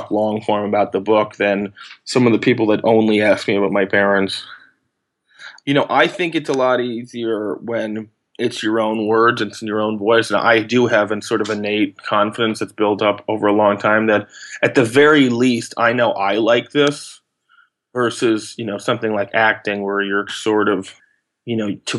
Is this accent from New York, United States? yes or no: yes; New York, United States; also born or lived in Los Angeles, United States; I moved from there when I was 5 to New York, and I've sort of been here ever since.